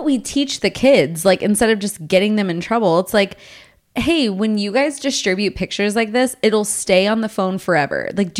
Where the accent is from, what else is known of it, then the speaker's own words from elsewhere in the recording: Texas, United States; growing up in Texas, it was like, there was like shame about your sexuality